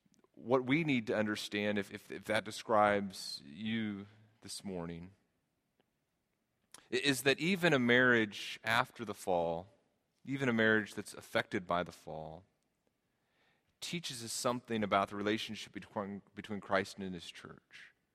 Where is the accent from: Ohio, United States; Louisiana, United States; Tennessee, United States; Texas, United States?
Texas, United States; I grew up in Texas, not quite the Garden of Eden, but close, right?